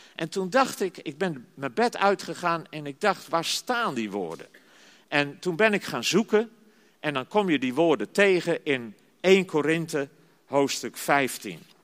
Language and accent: Dutch; Zeist, Utrecht, Netherlands; ik ben geboren en getogen in Zeist